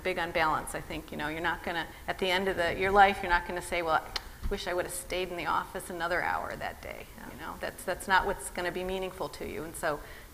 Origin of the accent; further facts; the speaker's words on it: Midwest, United States; now in California, United States; I grew up in the Midwest